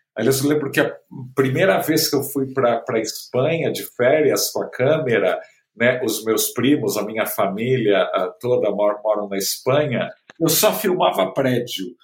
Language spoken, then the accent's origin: Portuguese; Santos, São Paulo, Brazil; em Santos, né, onde eu nasci